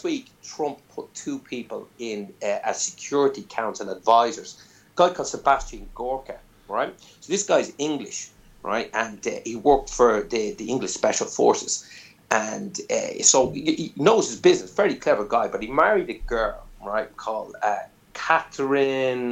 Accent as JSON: {"language": "English", "country": "Ireland"}